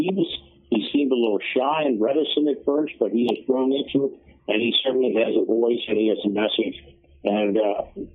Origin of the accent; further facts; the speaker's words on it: Cincinnati, Ohio, United States; Cincinnati being my hometown